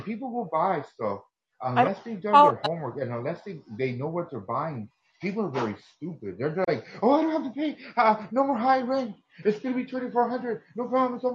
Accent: United States; first language Spanish; I had to make English my first language, being born and raised here

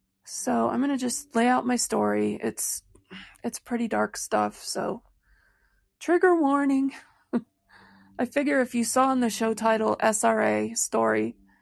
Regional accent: Royal Oak, Michigan, United States; born there; So I was born in 1968 in Royal Oak, Michigan at Beaumont Hospital.

